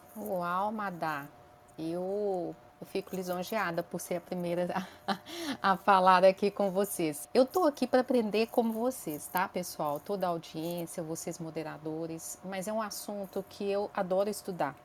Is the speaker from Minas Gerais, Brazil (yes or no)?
yes; interior of Minas Gerais, Brazil; moved away as an adult; now in Belo Horizonte, Brazil; Eu sou mineirinha do interior de Minas, mas moro em Belo Horizonte há 22 anos